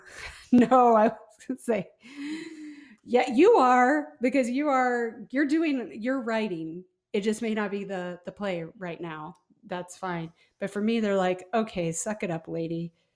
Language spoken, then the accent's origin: English; Midwest, United States; I'm from the Midwest